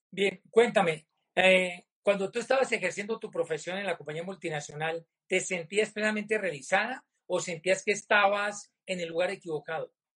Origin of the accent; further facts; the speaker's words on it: Popayán, Cauca, Colombia; mi tierra natal, a mi Popayán del Alma